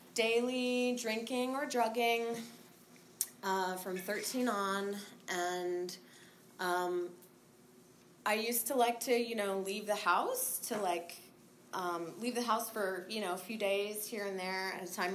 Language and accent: English; San Francisco, California, United States; also born or lived in Marin County, California; We grew up in San Francisco and then moved to Marin when we were 13